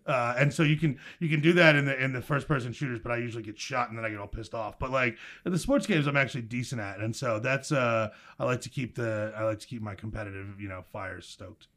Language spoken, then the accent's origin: English; Milltown, New Jersey, United States; I grew up in a, uh, blue-collar suburban town in central New Jersey called Milltown.